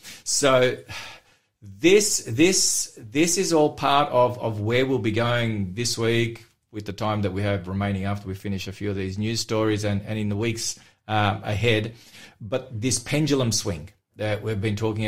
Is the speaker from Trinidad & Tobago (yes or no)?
no; Melbourne, Victoria, Australia; In Australia, in the city that I grew up in Melbourne